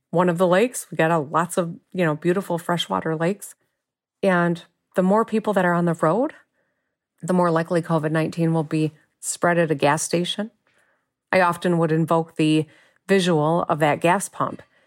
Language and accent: English; Michigan, United States; lifelong Michigander. I've lived here my whole life